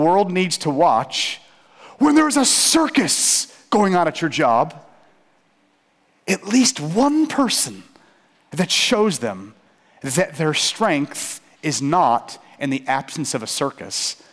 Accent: St. Petersburg, Florida, United States; I grew up in St. Pete

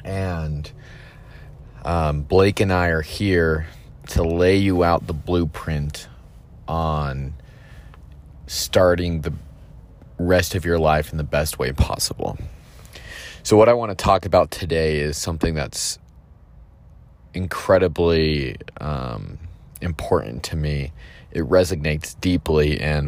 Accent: Texas, United States; born there; also born or lived in Utah / California / Idaho / Georgia; So my story is I was born in Texas, moved around quite a few times, moved to Utah, moved to California, moved to Idaho, moved to Georgia, moved back to Utah.

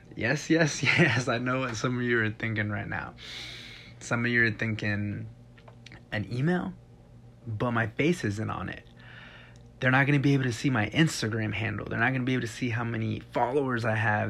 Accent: Texas, United States; moved away; I'm from Texas

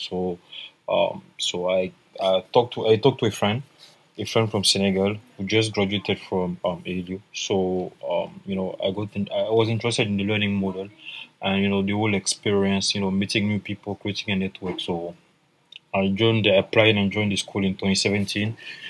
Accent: Côte d’Ivoire; also born or lived in Paris; I'm from Ivory Coast. So I joined ALU in 2017. You know, I just finished my bachelor in Paris

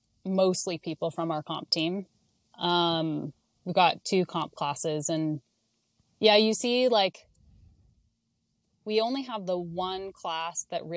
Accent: Canada; I'm Canadian

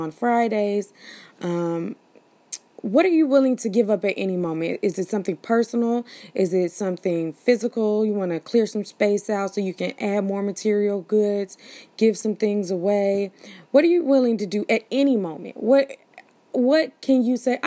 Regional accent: United States; We're Americans

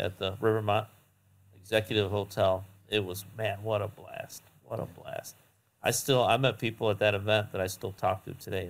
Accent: Cleveland, Ohio, United States; I'm from Cleveland

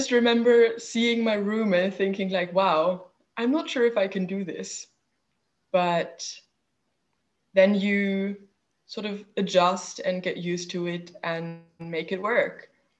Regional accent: Hamburg, Germany; I'm from Hamburg. My family's from Hamburg, especially on my father's side. So that's just sort of where my roots are.

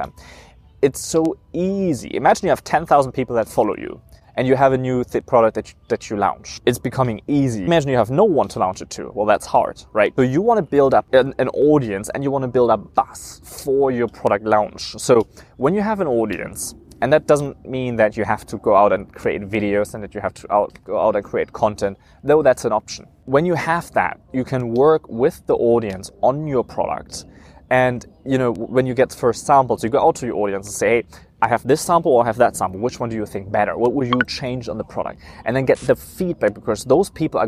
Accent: Germany; moved away; I grew up in Germany

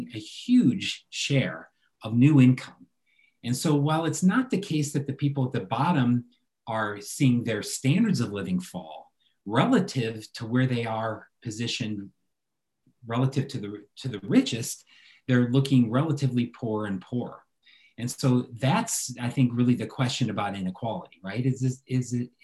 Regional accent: United States; As an American living in America

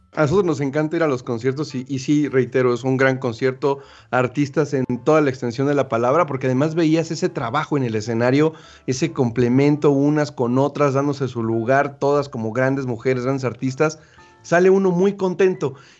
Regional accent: Veracruz, Mexico; Yo soy de Veracruz

